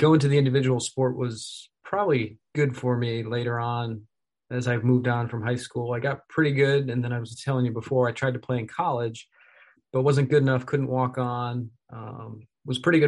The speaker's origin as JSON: {"language": "English", "region": "New York", "country": "United States", "tie": "born or raised there", "said": "I grew up in the Empire State, New York State"}